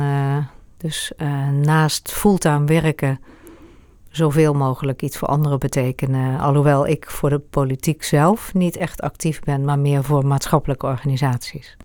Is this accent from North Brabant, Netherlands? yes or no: yes; Eindhoven, North Brabant, Netherlands; moved away as an adult; also born or lived in Amersfoort; now in Hoogland, Netherlands; Ik ben geboren in Eindhoven